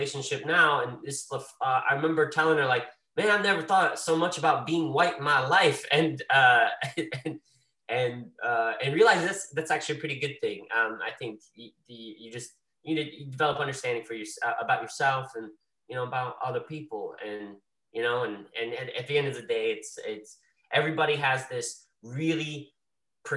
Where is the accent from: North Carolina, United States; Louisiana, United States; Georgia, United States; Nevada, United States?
North Carolina, United States; Greensboro; growing up in Greensboro, North Carolina in the South